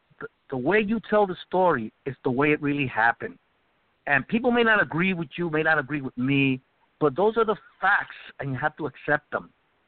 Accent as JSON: {"language": "English", "country": "Puerto Rico", "tie": "born or raised there", "moved": "yes", "said": "I was born in Puerto Rico."}